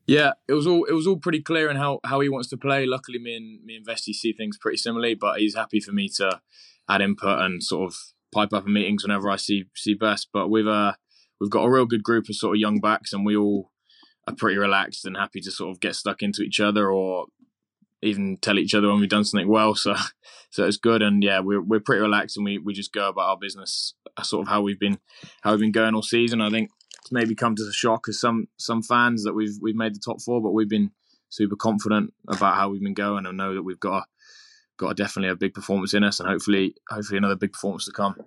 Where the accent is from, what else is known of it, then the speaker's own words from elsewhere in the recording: England, United Kingdom; we're very English